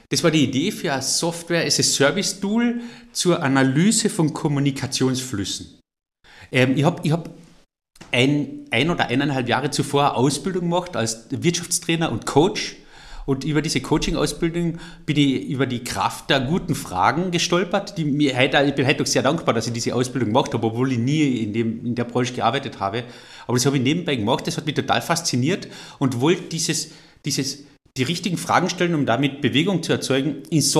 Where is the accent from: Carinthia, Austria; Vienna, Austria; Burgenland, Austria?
Carinthia, Austria; Und an dem müssen wir arbeiten als Kärntner.